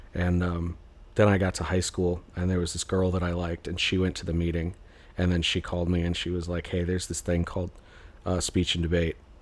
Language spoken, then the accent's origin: English; Mesa, Arizona, United States; moved away; also born or lived in Phoenix, Arizona; So I was born in Phoenix. I was raised in Mesa